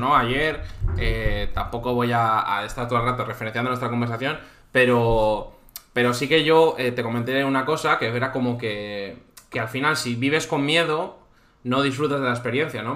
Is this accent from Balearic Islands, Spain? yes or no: no; Cantabria, Spain; now in Valencia, Spain; Yo soy de Cantabria, vivo en Valencia